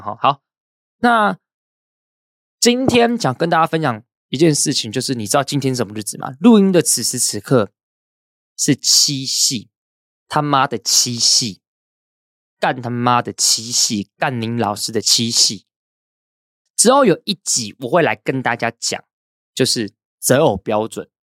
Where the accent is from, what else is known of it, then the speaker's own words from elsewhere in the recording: Hsinchu, Hsinchu City, Taiwan; 因为我是新竹人，我读新竹是建工高中，清交大就在我旁边